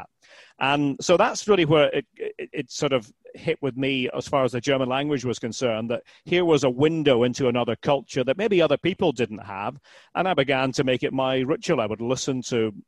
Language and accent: English; Aberdeen, Scotland, United Kingdom; moved away as an adult; now in United States; I was born in Aberdeen